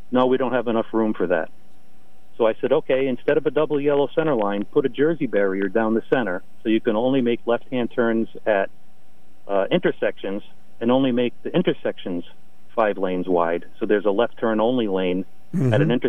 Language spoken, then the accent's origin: English; Norwich, Connecticut, United States; I was born and raised in Norwich.